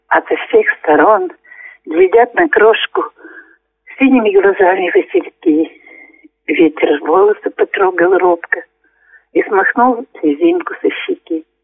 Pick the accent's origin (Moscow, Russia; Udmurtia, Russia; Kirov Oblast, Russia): Kirov Oblast, Russia; Astrakhan; now in Belaya Kholunitsa, Russia; Приглашали меня еще в родную деревню. Это Унинский район нашей области, деревня Астрахань называется.